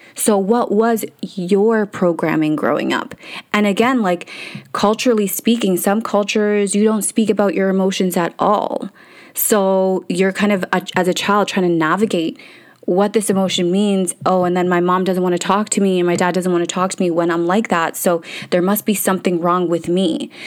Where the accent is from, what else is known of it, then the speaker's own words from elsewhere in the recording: Canada; English is a second language; So I couldn't speak English, moved to Canada.